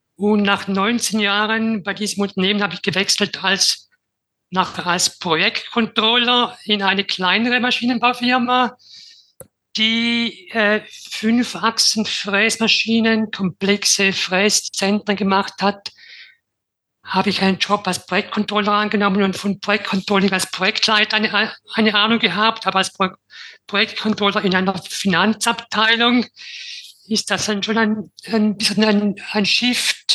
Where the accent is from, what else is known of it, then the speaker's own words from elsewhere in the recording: Switzerland; Wie man vermutlich hört, ich komme aus der Schweiz.